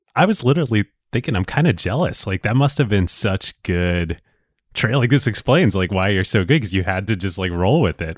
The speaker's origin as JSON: {"language": "English", "region": "Pennsylvania", "country": "United States", "tie": "born or raised there", "said": "I grew up in Pennsylvania"}